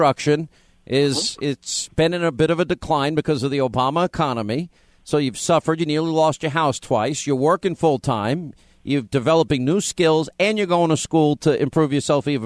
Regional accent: Long Island, New York, United States; I grew up in Long Island, too

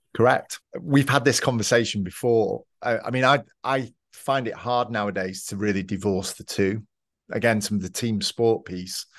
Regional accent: Manchester, North West England, United Kingdom; moved away as an adult; now in Georgia, United States; I grew up in Manchester in the U K. I moved around a little bit when I was younger, but mostly in Manchester

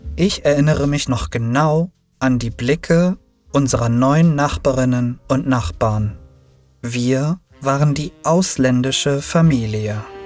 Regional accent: Berlin, Germany; also born or lived in Turkey; meine Mutter und ich zogen auch nach Berlin

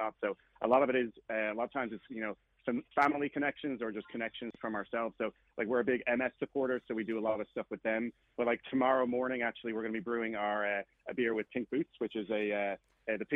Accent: Dublin, Leinster, Ireland; moved away as an adult; I'm from Dublin, Ireland originally, and I moved here in 2008.

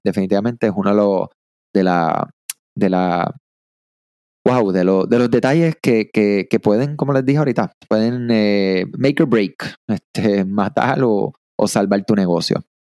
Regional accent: Puerto Rico; soy de acá de Puerto Rico

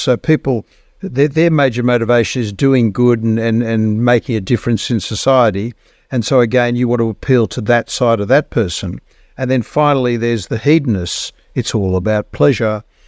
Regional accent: Australia; I am an Australian

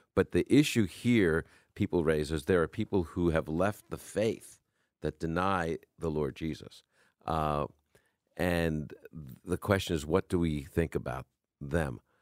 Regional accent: New York, United States; accent: New Yorker; also born or lived in Brooklyn; now in Chicago, United States; You can hear my New Yorker coming out

